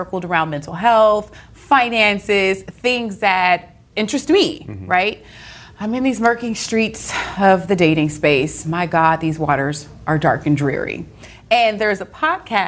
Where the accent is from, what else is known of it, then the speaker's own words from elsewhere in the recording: Louisiana, United States; I'm from Louisiana. We believe in voodoo